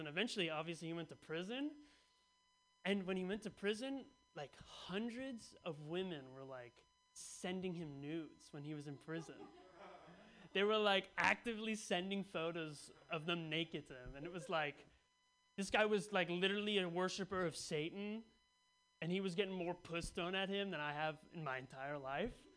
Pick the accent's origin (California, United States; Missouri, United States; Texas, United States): California, United States; Bay Area; I grew up in the Bay Area, so it's a pretty liberal culture